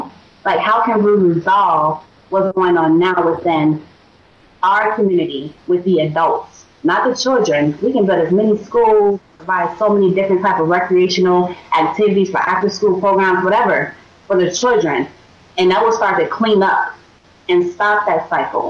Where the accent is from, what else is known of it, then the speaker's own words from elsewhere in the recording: Chicago, Illinois, United States; moved away; I was raised in Englewood. You know, great. It was a great neighborhood. Great neighborhood. I took pride in saying I grew up in Englewood.